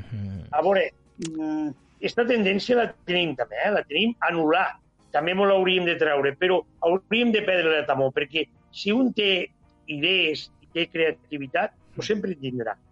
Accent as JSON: {"language": "Catalan", "region": "Catalonia", "country": "Spain", "said": "som catalans"}